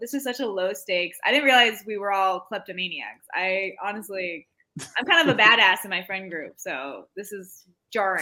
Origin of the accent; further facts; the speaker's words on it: Iowa, United States; I grew up in Iowa.